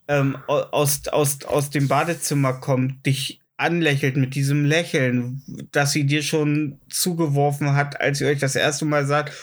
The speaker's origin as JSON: {"language": "German", "area": "GDR", "region": "East Germany", "country": "Germany", "tie": "born or raised there", "said": "ich bin nicht lang genug in der DDR aufgewachsen"}